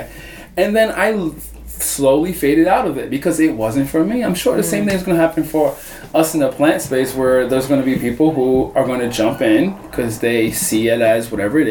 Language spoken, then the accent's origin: English; Baltimore, Maryland, United States; growing up in Baltimore, growing up in the U.S.